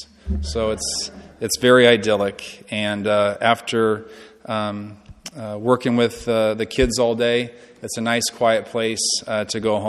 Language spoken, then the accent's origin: English; Lincoln, Nebraska, United States; I was born and raised here in Lincoln